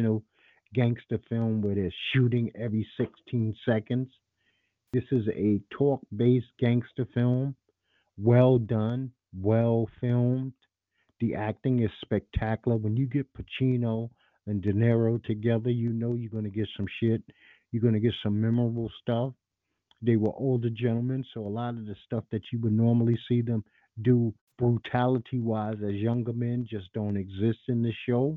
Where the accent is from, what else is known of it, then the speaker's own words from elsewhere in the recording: New York City, New York, United States; I'm a New Yorker, native New Yorker.